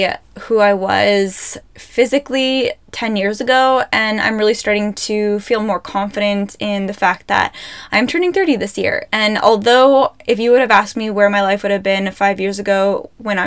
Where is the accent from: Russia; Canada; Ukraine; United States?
Canada; Ontario; now in Alberta, Canada; I'm from Ontario, I know the difference between Ontario winter and Alberta winter, and I remember living in Ontario